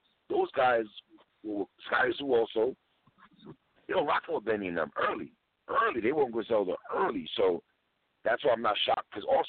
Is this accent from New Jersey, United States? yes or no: no; Buffalo, New York, United States; I'm from Buffalo, you're from New York.